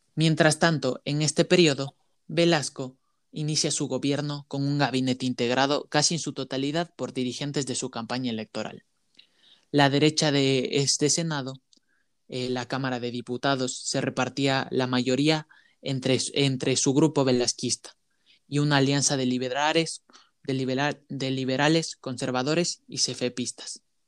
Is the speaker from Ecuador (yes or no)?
yes; Ecuador; como ecuatorianos